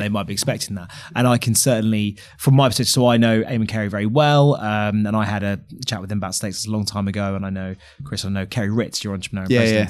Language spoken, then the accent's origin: English; London, United Kingdom; a Londoner, I'm outraged that we weren't the first choice for everyone.